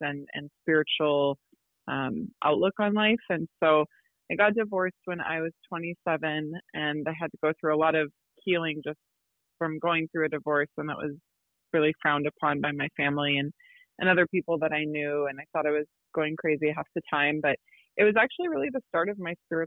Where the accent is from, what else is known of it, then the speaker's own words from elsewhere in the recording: Midwest, United States; I'm from the Midwest as well